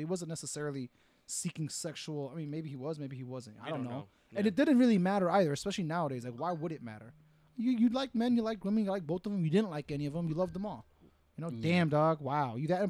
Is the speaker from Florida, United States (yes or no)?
yes; Miami, Florida, United States; I can remember growing up in Miami